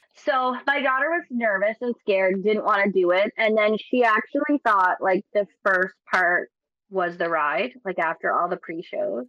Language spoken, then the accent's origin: English; Nova Scotia, Canada; I'm from Nova Scotia